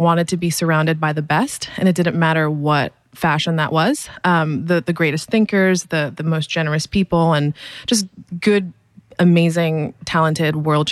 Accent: Miami, Florida, United States; I'm from Florida. I grew up in Miami

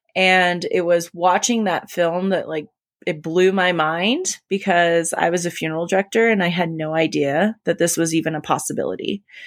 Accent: California, United States; moved away as an adult; also born or lived in Colorado; now in Colorado Springs, United States; my hometown of California

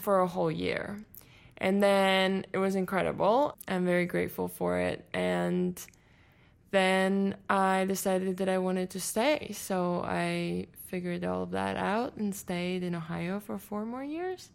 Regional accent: Latvia; first language Latvian; English is a second language; moved away as an adult; now in United States; I'm from Latvia

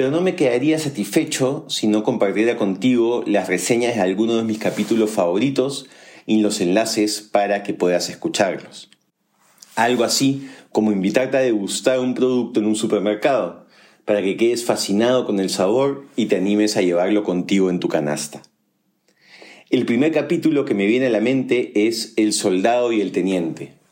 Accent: Colombia; Soy colombiana y Daniel peruano.

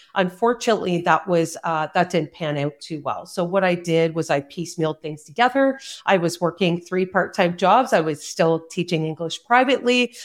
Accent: Cobourg, Ontario, Canada; also born or lived in South Korea; my hometown of Coburg, Ontario

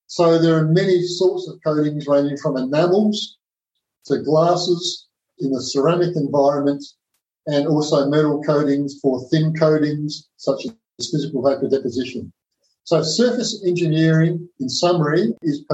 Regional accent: South Australia, Australia; Their plant was in Whyalla, which was a very remote part of South Australia, my home state.

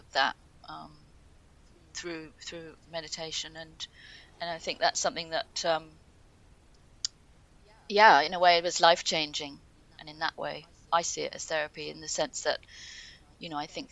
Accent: Ibiza, Balearic Islands, Spain; I grew up in Ibiza

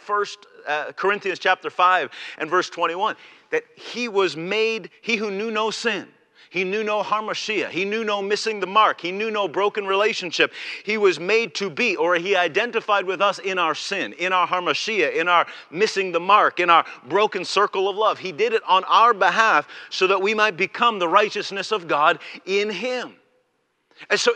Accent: Canada; I am a Canadian

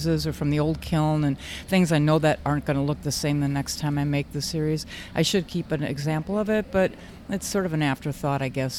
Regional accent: Red Wing, Minnesota, United States; I am from Red Wing, Minnesota, which is 60 miles south of Minneapolis, St. Paul

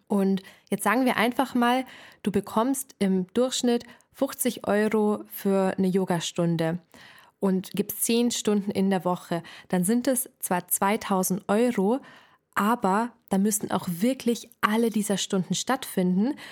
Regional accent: Ingolstadt, Bavaria, Germany; Ich komme aus Ingolstadt

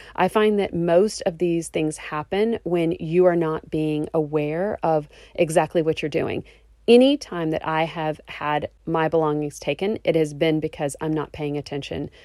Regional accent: Texas, United States; I am from Texas

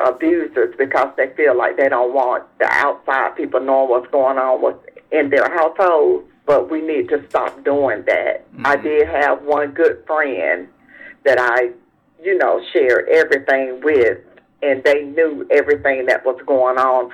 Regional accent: South Carolina, United States; I'm from South Carolina

